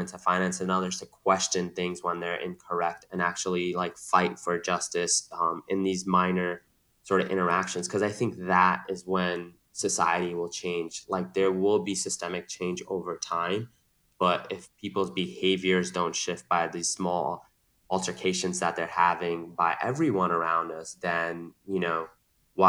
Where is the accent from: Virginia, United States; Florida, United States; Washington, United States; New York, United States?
New York, United States; New York City; also born or lived in San Francisco; Growing up in New York City. I grew up in Queens